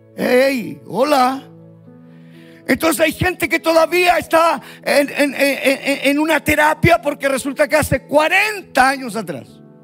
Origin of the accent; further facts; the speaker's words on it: Puente Alto, Santiago Metropolitan Region, Chile; soy chileno, puente altino